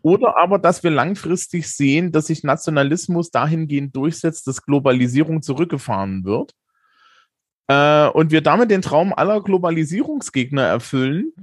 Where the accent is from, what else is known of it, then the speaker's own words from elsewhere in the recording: East Germany, Germany; ich bin 40 und in der DDR geboren